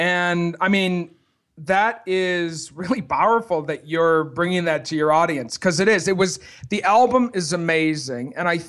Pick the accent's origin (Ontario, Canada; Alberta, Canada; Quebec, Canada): Quebec, Canada; Montreal; It's because we're both from Montreal.